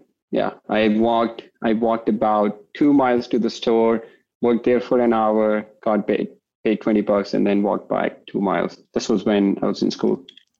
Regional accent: India; moved away as an adult; also born or lived in New York / Chicago / California; now in Toronto, Canada; So I moved here from India, you know, so shocker, I'm not from Texas originally. I moved here from India right after high school. So I was 18 when I moved to New York.

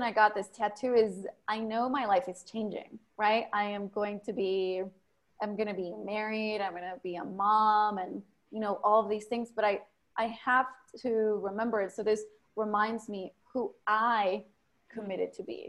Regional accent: Mexico; English is a second language; now in United States; I was born in Mexico, grew up in a ghetto.

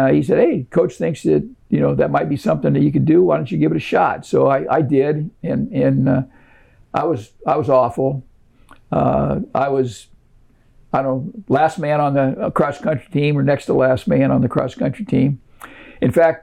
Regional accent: Ohio, United States; I grew up in Ohio

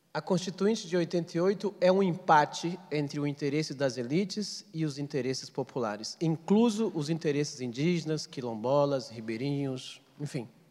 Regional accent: Amazon, Pará, Brazil; eu sou amazônida, nasci no estado do Pará

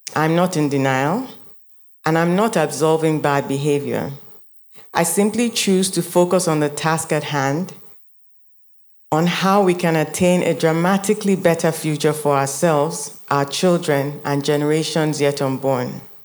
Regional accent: Nigeria

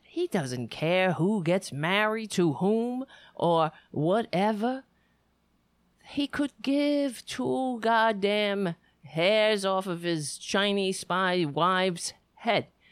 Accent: New York, United States; I would always feel like a New Yorker. This has always been my home

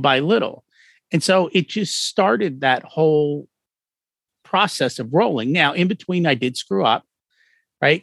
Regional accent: outside of New York City, United States; I grew up outside of New York City

